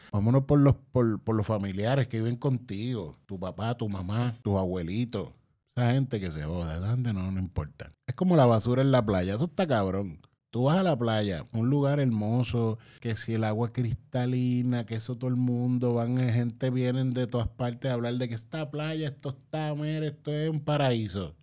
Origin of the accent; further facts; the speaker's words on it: Puerto Rico; Yo soy boricua